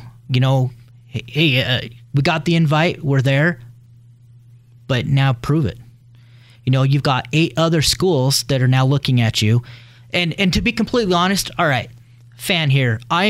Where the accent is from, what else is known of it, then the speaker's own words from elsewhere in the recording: Blackfoot, Idaho, United States; I am from Blackfoot.